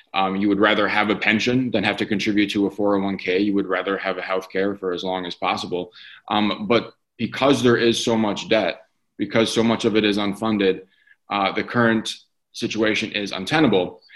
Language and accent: English; Detroit, Michigan, United States; I grew up in the Detroit area. I currently live there